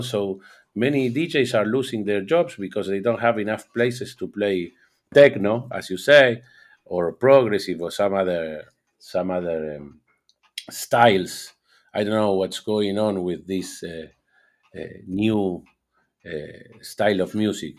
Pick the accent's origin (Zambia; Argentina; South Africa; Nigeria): Argentina; I'm from Argentina